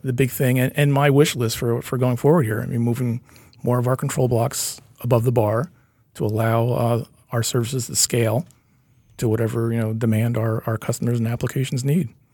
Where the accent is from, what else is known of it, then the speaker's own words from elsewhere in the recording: Kingston, New York, United States; I'm a Hudson Valley person. I grew up in Kingston.